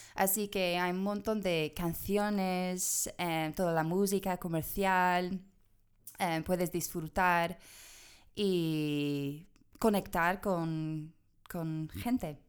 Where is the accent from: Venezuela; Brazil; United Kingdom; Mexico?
United Kingdom; England; Spanish is a second language; moved away as an adult; also born or lived in Madrid; now in Granada, Spain; yo soy de Inglaterra